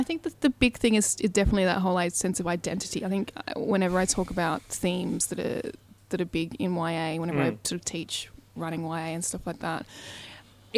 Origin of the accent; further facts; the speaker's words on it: Australia; I'm Australian